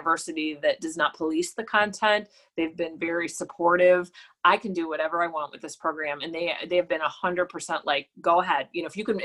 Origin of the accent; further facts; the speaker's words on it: Cleveland, Ohio, United States; moved away; I'm from Cleveland. I'm paying attention to what is happening in my hometown